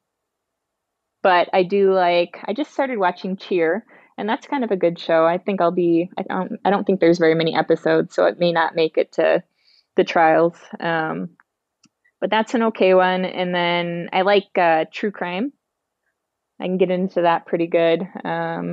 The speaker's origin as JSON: {"language": "English", "region": "Wisconsin", "country": "United States", "said": "I'm from Wisconsin"}